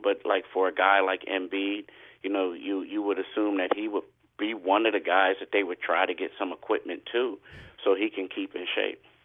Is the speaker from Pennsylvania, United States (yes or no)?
yes; Philadelphia, Pennsylvania, United States; as a Philadelphian